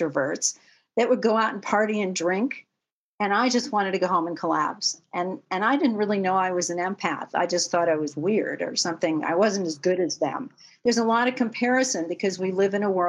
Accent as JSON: {"language": "English", "town": "Los Angeles", "region": "California", "country": "United States", "tie": "born or raised there", "also_born_or_lived": "Manhattan, New York", "said": "I grew up in Westwood Village, where UCLA is"}